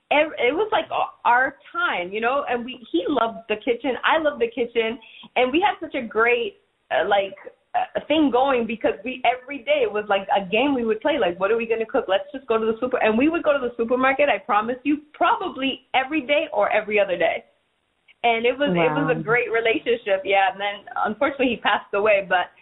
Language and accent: English; New York, United States; you know, New York fed my soul growing up. So I'm a foodie, and I'm a snobbish foodie when I travel, because I'm a New Yorker.